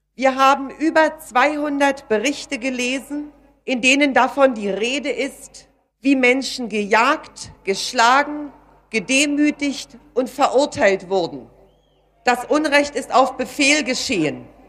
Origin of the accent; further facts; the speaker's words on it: West Germany, Germany; als Westdeutsche